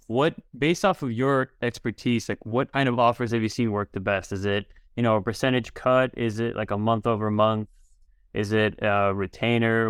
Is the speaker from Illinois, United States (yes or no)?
yes; Chicago, Illinois, United States; I grew up in Chicago as well